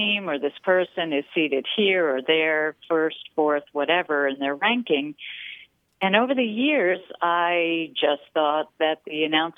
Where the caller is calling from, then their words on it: San Clemente, California, United States; I'm calling from San Clemente, California.